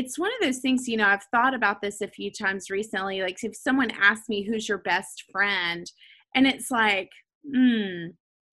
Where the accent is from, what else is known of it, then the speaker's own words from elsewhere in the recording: Nashville, Tennessee, United States; growing up in Nashville, like at Lipscomb